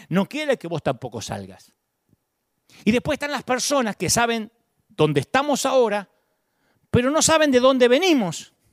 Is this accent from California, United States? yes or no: no; Kansas, United States; born there; Porque yo también nací en Kansas y sin recursos.